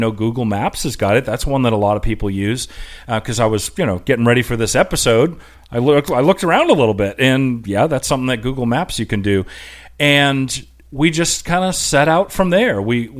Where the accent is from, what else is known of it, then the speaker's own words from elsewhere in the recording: Asheville, North Carolina, United States; we're from Asheville, North Carolina.